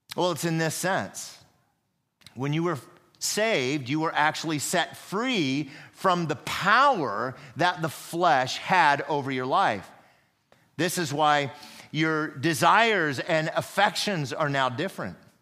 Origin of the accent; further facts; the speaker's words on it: United States; I am an American.